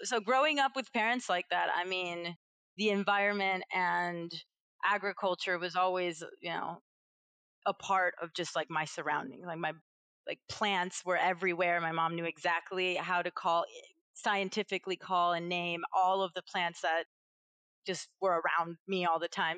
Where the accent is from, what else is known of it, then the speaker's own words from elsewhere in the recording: Venezuela; moved away; I'm from Venezuela originally.